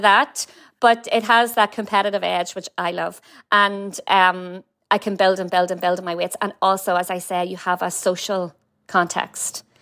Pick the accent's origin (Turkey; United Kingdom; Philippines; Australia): United Kingdom; Warrenpoint, Northern Ireland; accent: Northern Irish; moved away as an adult; now in San Francisco, United States; Warren Point